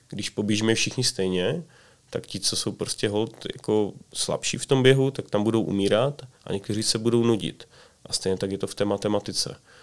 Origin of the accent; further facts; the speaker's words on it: Czechia; jako Češi